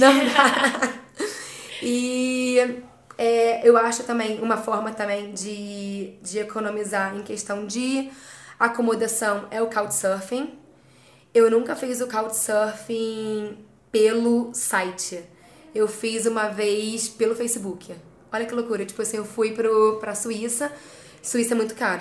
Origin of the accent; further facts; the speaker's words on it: Rio de Janeiro, Brazil; moved away as an adult; also born or lived in England; now in United Kingdom; sou carioca, da Zona Oeste do Rio de Janeiro.